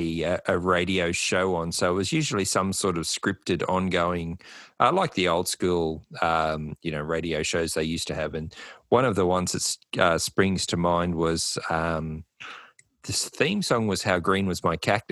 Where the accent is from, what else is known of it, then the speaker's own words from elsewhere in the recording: New South Wales, Australia; growing up in New South Wales